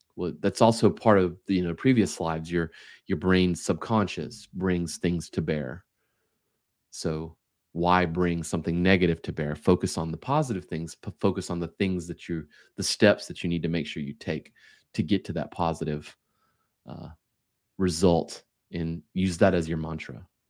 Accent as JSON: {"language": "English", "country": "United States", "said": "as an American, we work five days a week"}